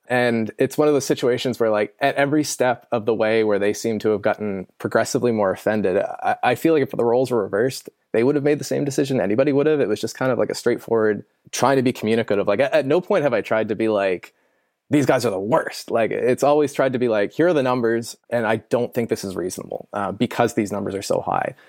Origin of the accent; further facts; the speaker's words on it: Canada; I'm Canadian.